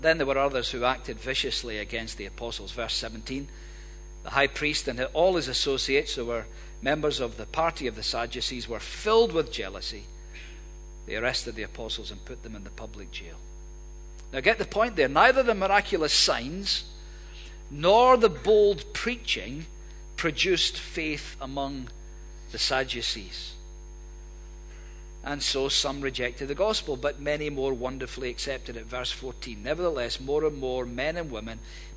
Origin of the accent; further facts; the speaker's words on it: Hamilton, Scotland, United Kingdom; as a boy growing up in Hamilton